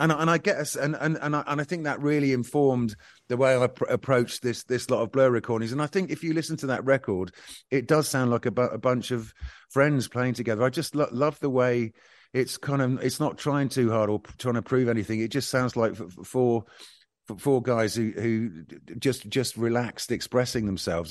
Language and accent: English; Bournemouth, South West England, United Kingdom; when I was growing up in Bournemouth